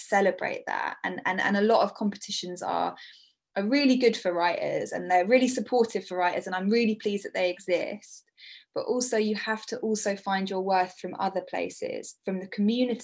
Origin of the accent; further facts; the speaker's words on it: Brighton, South East England, United Kingdom; Brighton, which is my hometown